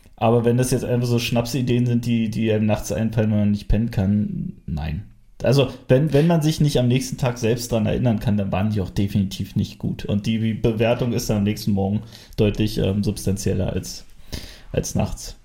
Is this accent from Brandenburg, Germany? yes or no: yes; Frankfurt, Brandenburg, Germany; ich komme aus Frankfurt